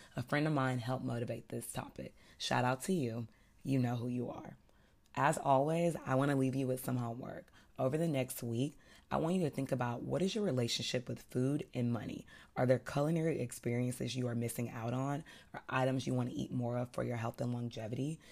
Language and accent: English; the South, United States; I'm from the South